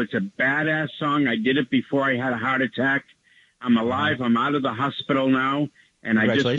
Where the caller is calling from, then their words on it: New York City, New York, United States; I'm calling from Manhattan.